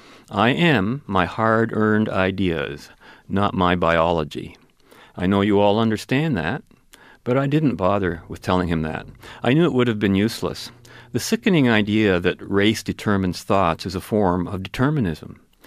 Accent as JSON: {"language": "English", "town": "Kelowna", "region": "British Columbia", "country": "Canada", "said": "Because I'm Canadian, I replied. But what about your people? Where are you from? I'm from Kelowna, B.C."}